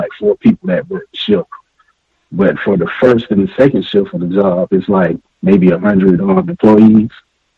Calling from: Atlanta, Georgia, United States; I'm calling you from Atlanta, Georgia.

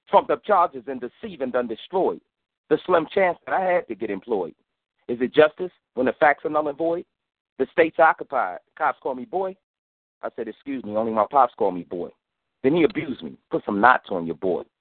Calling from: Los Angeles, California, United States; I'm calling from California.

